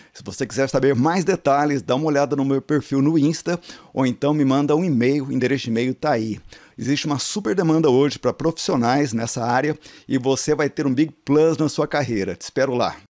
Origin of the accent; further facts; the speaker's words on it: Rio de Janeiro, Brazil; moved away; Eu também sou é... carioca, estou morando fora do Rio um tempo, mas sou carioca